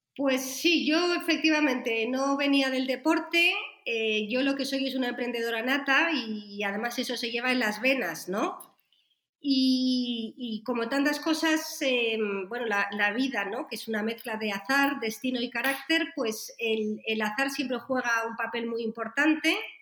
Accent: Spain; yo soy española, vivo aquí en España

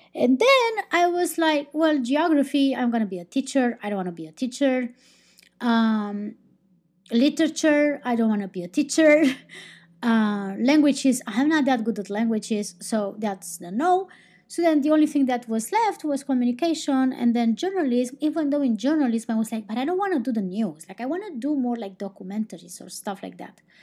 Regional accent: Romania; I'm not from Spain, I'm not from Portugal, I'm from Romania

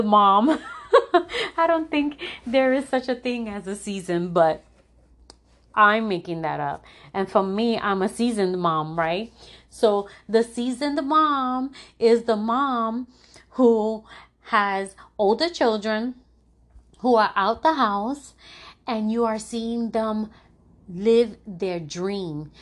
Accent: New York City, New York, United States; moved away as an adult; now in Florida, United States; I'm originally from New York. And, um, I'm from the, from the South Bronx, which is a tough area in, in New York

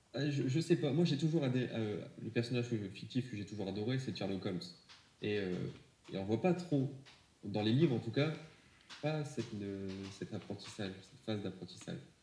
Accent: France; chez nous en France

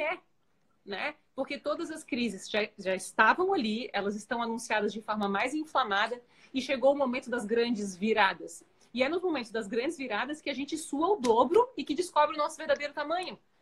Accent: Florianópolis, Santa Catarina, Brazil; eu sou de Floripa

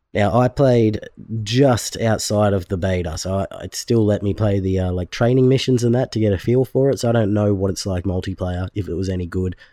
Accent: Australia; I'm from Australia

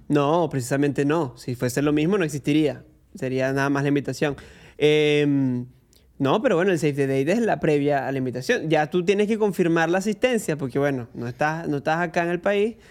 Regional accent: Venezuela; now in Argentina; me pueden ver como un venezolano en Argentina promedio

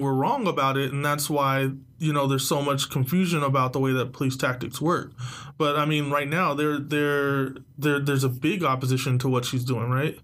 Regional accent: San Diego, California, United States; I'm from San Diego

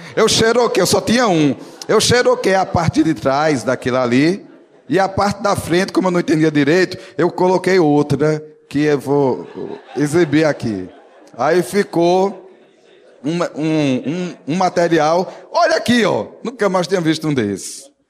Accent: Northeast Region, Brazil; como nordestino, vivo num lugar assim mais seco

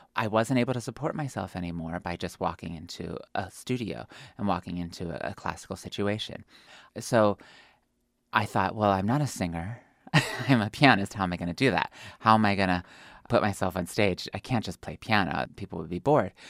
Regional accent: Pennsylvania, United States; moved away; also born or lived in New York / Dallas / Oklahoma City / Michigan; I come from Pennsylvania. I am a hillbilly. I was raised in an Amish village of 200 people

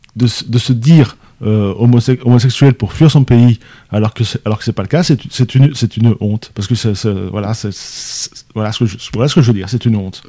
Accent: France; pour nous Français

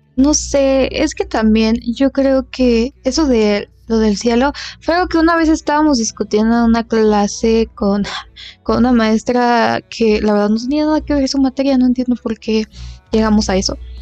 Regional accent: Mexico; somos de México

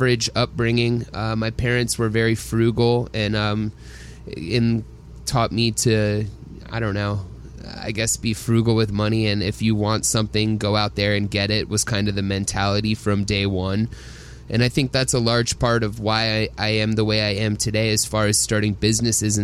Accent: Atlanta, Georgia, United States; Growing up in Atlanta, Georgia

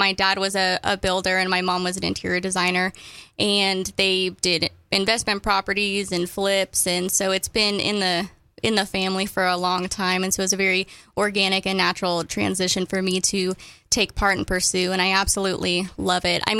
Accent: Colorado, United States; also born or lived in Arizona / Gateway, Colorado; now in Fredericksburg, United States; I grew up in Colorado.

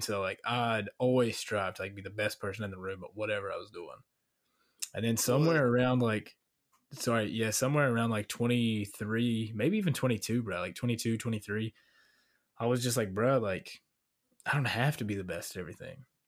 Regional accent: Virginia, United States; now in Florida, United States; growing up in Virginia

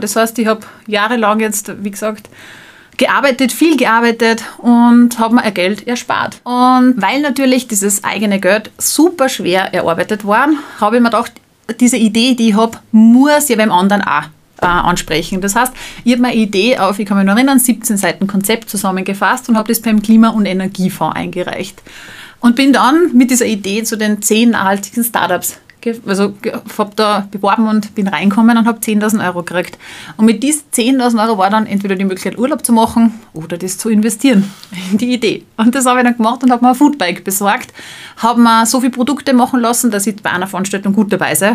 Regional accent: Salzburg, Austria; Ich selbst komme aus Salzburg

